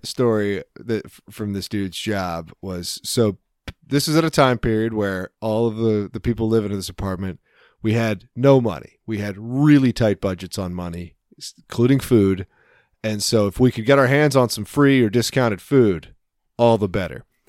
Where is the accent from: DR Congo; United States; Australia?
United States; I'm American